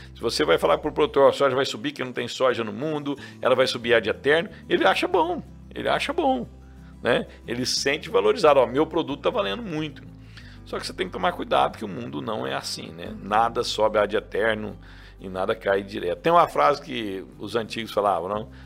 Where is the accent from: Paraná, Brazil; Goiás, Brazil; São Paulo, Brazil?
Goiás, Brazil; Rio Verde; Eu sou nascido em Rio Verde. Sou nascido em Rio Verde. Rodei o Brasil inteiro, mas sou nascido aqui. Minha família é daqui.